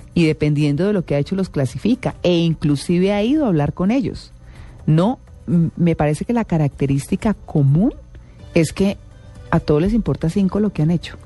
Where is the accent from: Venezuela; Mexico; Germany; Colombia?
Colombia